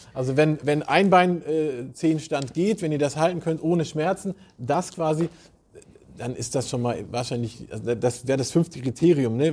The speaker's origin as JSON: {"language": "German", "region": "Southern Germany", "country": "Germany", "moved": "yes", "said": "ich komme ja aus Süddeutschland"}